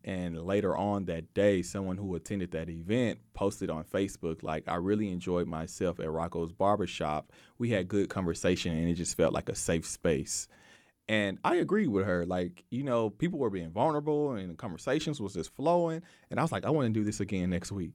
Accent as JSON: {"language": "English", "town": "Waco", "region": "Texas", "country": "United States", "tie": "born or raised there", "said": "I grew up in North Waco"}